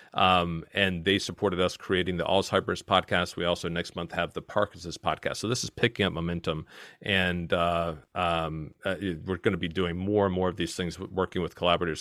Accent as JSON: {"language": "English", "region": "Virginia", "country": "United States", "accent": "strong American", "moved": "as an adult", "lives_now": "Kent, United Kingdom", "said": "I'm originally from Virginia, and, uh, I, I've maintained my strong American accent for all these years here"}